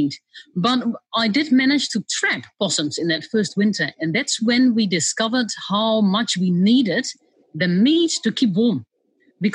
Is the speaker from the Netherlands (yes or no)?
yes; Netherlands; moved away as an adult; now in New Zealand; I grew up in Holland